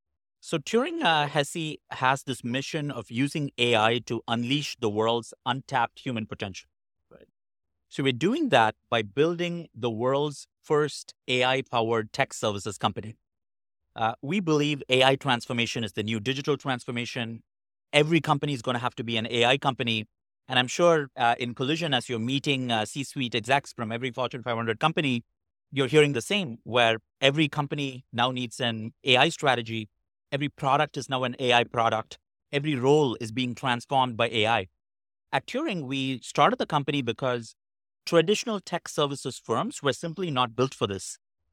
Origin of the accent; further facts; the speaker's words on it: Chennai, Tamil Nadu, India; So I grew up in Chennai, India, and I was always fascinated by neural networks.